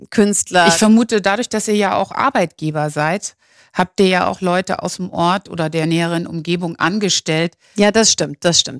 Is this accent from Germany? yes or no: yes; Germany; now in Provence, France